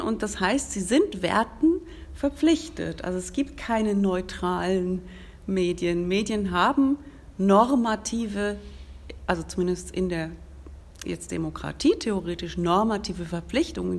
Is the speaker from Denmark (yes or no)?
no; Switzerland; wir in der Schweiz